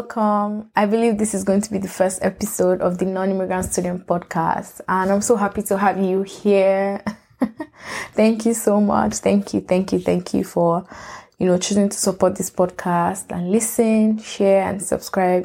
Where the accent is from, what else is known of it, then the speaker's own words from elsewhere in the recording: Lagos, Nigeria; moved away as an adult; also born or lived in Port Harcourt, Nigeria / Ibadan, Oyo State, Nigeria; now in United States; I was born in Port Harcourt. I grew up in Lagos